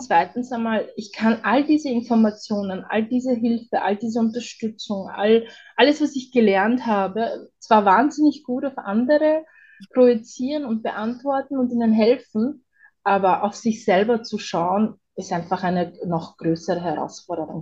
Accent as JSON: {"language": "German", "region": "Vienna", "country": "Austria", "said": "ich bin ja aus Wien und bei uns ist es das so"}